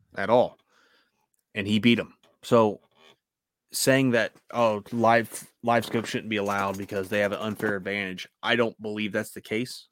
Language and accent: English; United States; I'm an American